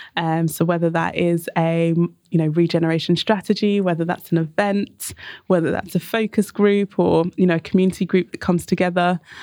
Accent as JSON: {"language": "English", "town": "Enfield", "region": "London", "country": "United Kingdom", "tie": "born or raised there", "said": "I grew up in Enfield, um, so very much on the outskirts of London, um, in North London"}